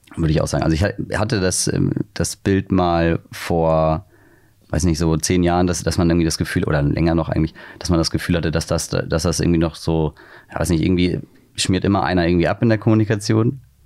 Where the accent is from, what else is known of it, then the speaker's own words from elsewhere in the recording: near Wiesbaden, Hesse, Germany; now in Hamburg, Germany; in der Nähe von Wiesbaden